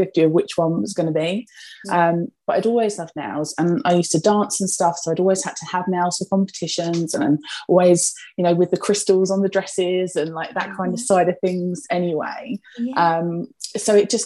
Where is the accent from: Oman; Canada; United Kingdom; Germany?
United Kingdom; Essex, East of England; if my accent doesn't give me away, I'm from Essex. Born and bred. I've always lived in Essex actually, like my entire life